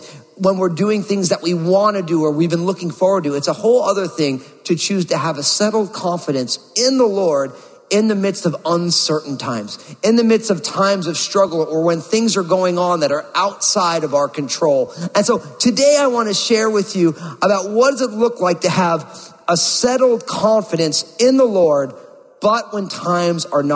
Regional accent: New Jersey, United States; moved away as an adult; also born or lived in Bay Area, California; my home state, my native state of New Jersey

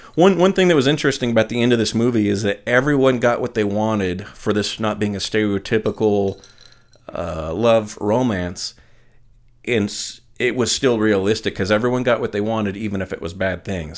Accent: Northern California, United States; I went to a really small school in Northern California. This is before high school

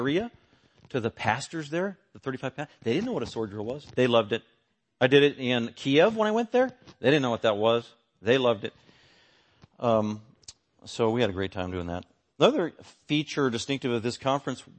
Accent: United States; as an American

